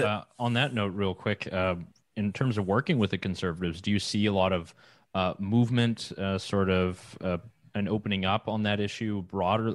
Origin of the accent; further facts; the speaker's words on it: Quebec, Canada; I'm from Quebec